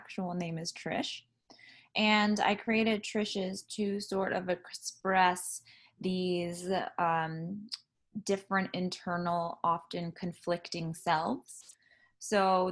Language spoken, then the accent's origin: English; San Diego, California, United States; also born or lived in Trinidad / Carmel Valley; now in Los Angeles, United States; then I grew up in San Diego